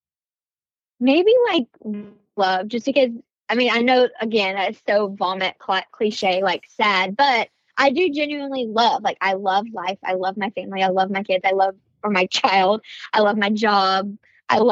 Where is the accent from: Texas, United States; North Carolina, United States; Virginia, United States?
Virginia, United States; Blacksburg; moved away as an adult; now in Myrtle Beach, United States; My hometown is really beautiful. Maybe Blacksburg, Virginia